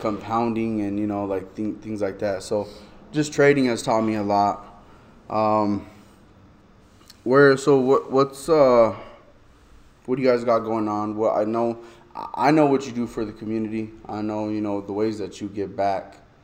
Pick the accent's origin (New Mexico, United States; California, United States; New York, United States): New Mexico, United States; Albuquerque; born or raised there